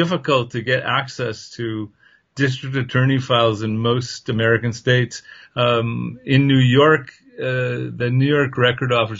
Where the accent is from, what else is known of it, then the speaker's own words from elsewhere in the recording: Canada; I'm from Canada